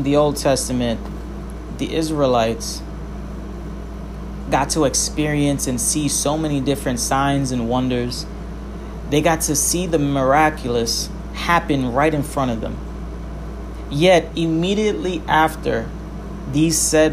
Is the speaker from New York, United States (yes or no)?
yes; New York City, New York, United States; as a New Yorker